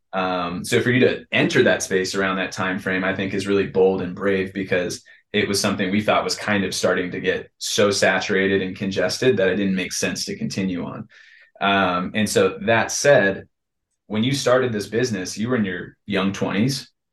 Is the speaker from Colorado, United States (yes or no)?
no; San Diego, California, United States; I was born in Scripps Ranch